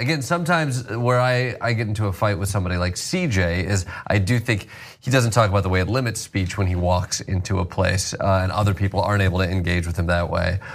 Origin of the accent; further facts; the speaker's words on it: Kalamazoo, Michigan, United States; moved away as an adult; also born or lived in Chicago / New York; I grew up in uh, yeah Kalamazoo, Michigan, born and raised